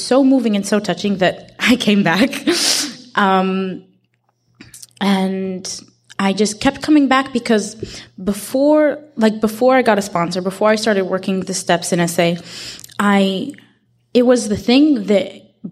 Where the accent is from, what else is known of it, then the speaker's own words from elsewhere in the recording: Israel; I'm from Israel